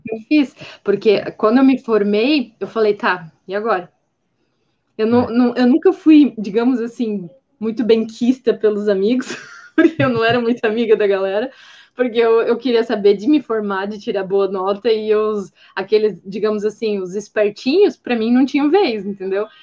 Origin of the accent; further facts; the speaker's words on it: Blumenau, Santa Catarina, Brazil; now in Gaspar, Brazil; sou nascida em Blumenau, Santa Catarina, hoje eu moro em outra cidade, estou morando em Gaspar mas é, eu sempre morei numa área com bastante vegetação